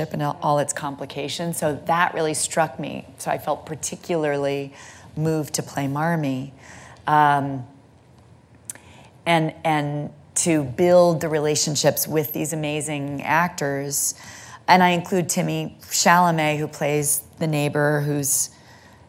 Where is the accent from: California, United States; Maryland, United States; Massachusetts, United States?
California, United States; Santa Monica; I'm from Santa Monica, California.